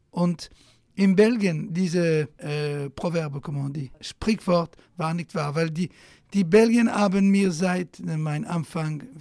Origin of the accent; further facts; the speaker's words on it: Italy; German is a second language; In Italien auch, wo äh, ich bin Italiener geblieben, aber äh, bevor dass ich in Frankreich berühmt war, wollten die Italiener mich nicht hören.